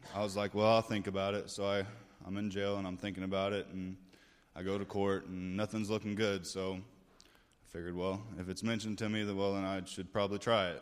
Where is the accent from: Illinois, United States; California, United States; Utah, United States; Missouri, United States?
Illinois, United States; Carbondale; moved away; I was born in Carbondale, Illinois, about six and a half hours south of here